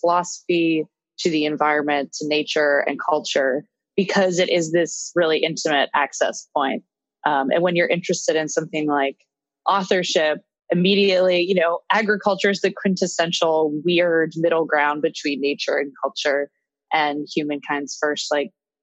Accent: Pittsburgh, Pennsylvania, United States; now in Brooklyn, United States; I am originally from Pittsburgh, Pennsylvania

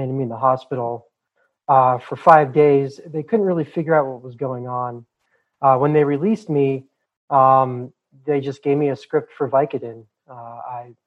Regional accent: Boulder, Colorado, United States; The part of the country I'm from, born and raised in Boulder, Colorado, is very liberal

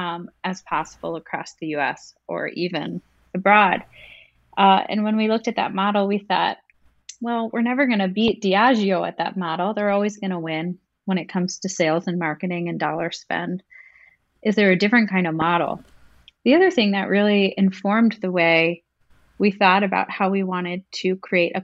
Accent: Pittsburgh, Pennsylvania, United States; we're from Pittsburgh

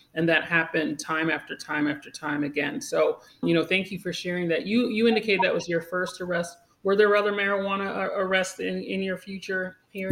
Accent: Great Neck, New York, United States; also born or lived in Uniondale, New York; now in Harlem, New York City, United States; I was born in North Shore Hospital. Okay. Uh, grew up in Great Neck

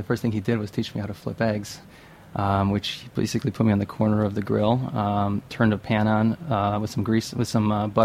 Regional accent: Western New York, United States; moved away as an adult; now in New York City, United States; I'm from Western New York

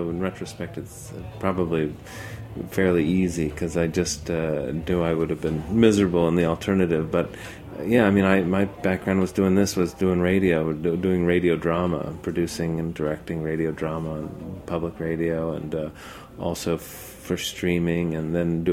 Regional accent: South Florida, United States; now in Brooklyn, United States; I grew up in South Florida

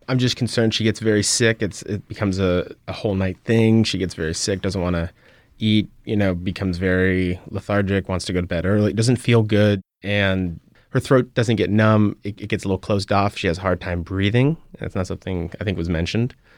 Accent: Albuquerque, New Mexico, United States; moved away as an adult; now in New Orleans, United States; We are both from Albuquerque, New Mexico, originally

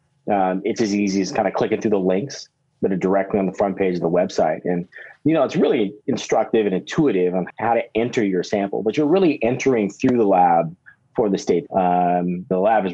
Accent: Santa Cruz, California, United States; I grew up in Santa Cruz

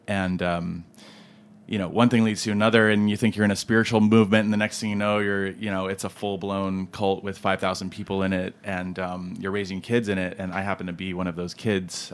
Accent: California, United States; now in Brooklyn, United States; I was born in California, which is true.

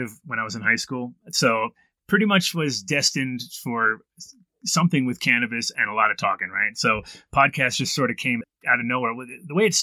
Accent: Woodstock, New York, United States; moved away as an adult; also born or lived in Amsterdam / Colorado; I was born in Woodstock in 1969 in June

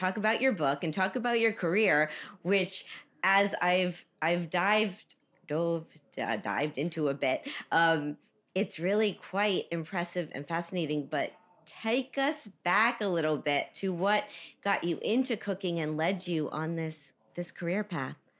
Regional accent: Miami, Florida, United States; I grew up in Miami

